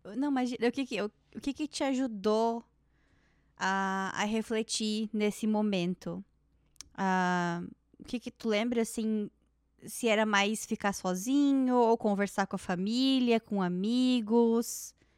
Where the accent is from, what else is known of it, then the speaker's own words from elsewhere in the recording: Brazil; now in Toronto, Canada; eu vim de uma região do Brasil que é um polo têxtil